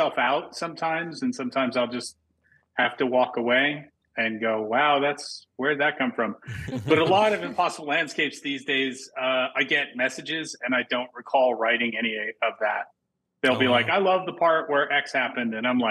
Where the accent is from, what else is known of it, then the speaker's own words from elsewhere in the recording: New York City, New York, United States; I grew up in New York City in the 70s and the 80s